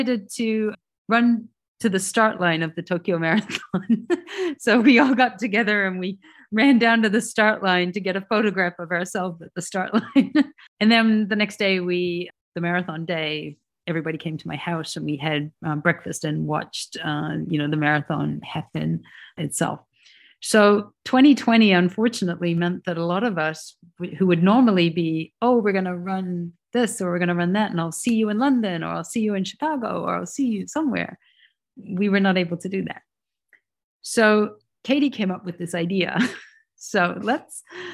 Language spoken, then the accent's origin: English; New Zealand; I'm from New Zealand